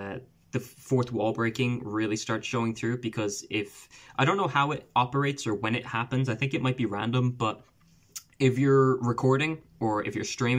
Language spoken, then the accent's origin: English; Ireland; accent: Irish; I am Irish.